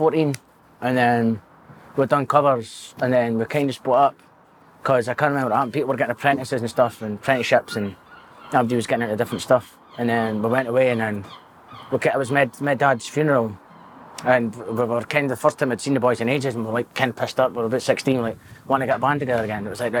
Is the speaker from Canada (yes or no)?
no; Dundee, Scotland, United Kingdom; I was born in Dundee, 9 miles hospital, 1987. Six and a six, 87